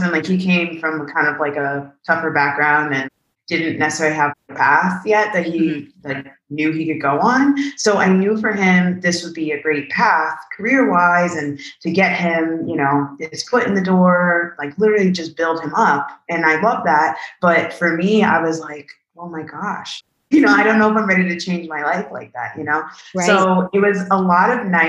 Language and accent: English; New Jersey, United States; moved away as an adult; now in Aviano, Italy; I'm from New Jersey